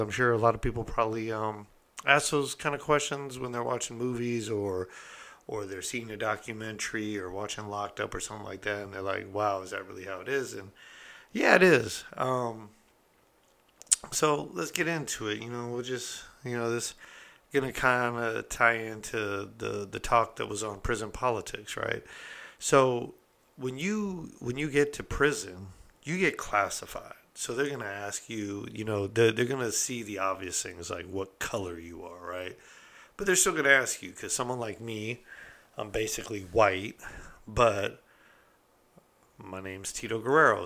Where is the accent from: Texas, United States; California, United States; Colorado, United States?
California, United States; I'm from California